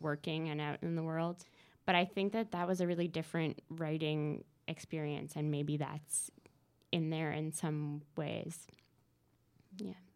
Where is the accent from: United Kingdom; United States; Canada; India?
Canada; Newfoundland and Labrador; moved away as an adult; now in Montreal, Canada; I'm from Newfoundland